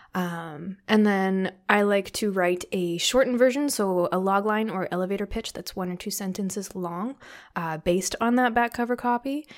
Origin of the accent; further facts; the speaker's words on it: Canada; I'm being very Canadian